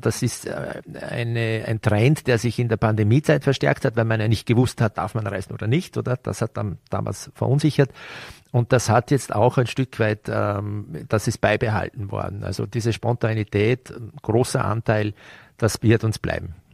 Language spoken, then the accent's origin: German; Vorarlberg, Austria; wenn wir hier aufgewachsen sind